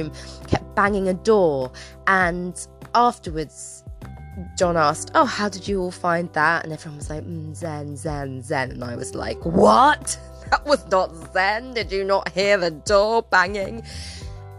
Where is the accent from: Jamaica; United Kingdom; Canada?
United Kingdom; England; we live in a cold, grey England